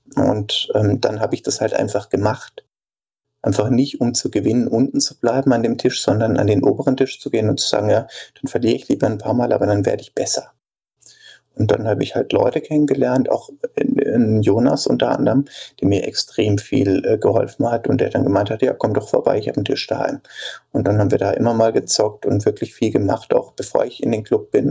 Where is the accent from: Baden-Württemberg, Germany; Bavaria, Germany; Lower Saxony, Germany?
Baden-Württemberg, Germany; Denzlingen; in Denzlingen, wo ich herkomme, das ist so zehn Kilometer nördlich von Freiburg